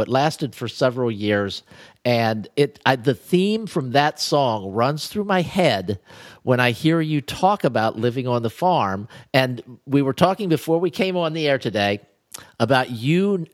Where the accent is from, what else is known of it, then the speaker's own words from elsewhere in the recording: Ohio, United States; when I was growing up in Ohio